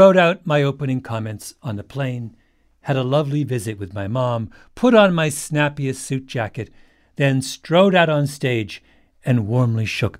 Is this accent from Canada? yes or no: yes; not far from Toronto, Ontario, Canada; moved away; I grew up not far away, and I went to college in Toronto, about a mile from the theater.